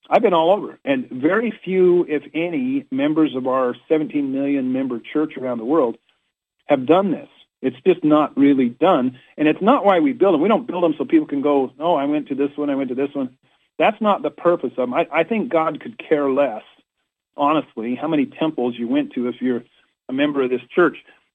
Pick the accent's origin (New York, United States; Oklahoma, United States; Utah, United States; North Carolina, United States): Utah, United States; Orem; now in Washington, D.C. area, United States; One is in Orem, Utah, coincidentally my hometown.